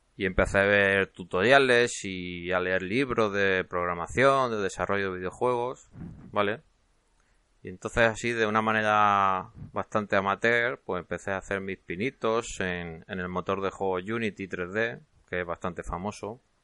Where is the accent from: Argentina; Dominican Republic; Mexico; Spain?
Spain; Cartagena, Region of Murcia; accent: Cartagena; moved away; yo nací en Cartagena, entonces algo de acento se me notará, aunque llevo ya media vida fuera de Cartagena